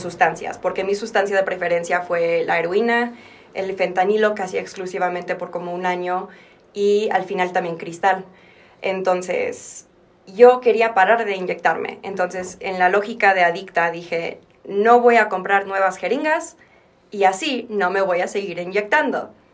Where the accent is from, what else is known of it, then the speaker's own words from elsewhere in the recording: Texas, United States; moved away as an adult; also born or lived in Mexico City, Mexico; now in Mexico; yo nací en Ciudad de México y me fui a Texas a los ocho años. Y luego regresé a los 22, casi 23